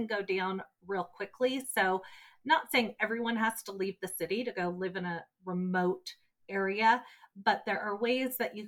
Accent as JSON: {"language": "English", "area": "Orange County", "region": "Southern California", "country": "United States", "tie": "born or raised there", "moved": "yes", "said": "I was born and raised in Southern California, down in Orange County"}